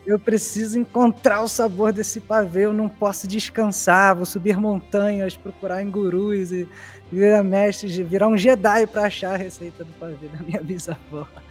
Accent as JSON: {"language": "Portuguese", "region": "Rio de Janeiro", "country": "Brazil", "tie": "born or raised there", "said": "Eu sou, eu sou nascido e criado na Zona Oeste, no bairro de Senador Camará"}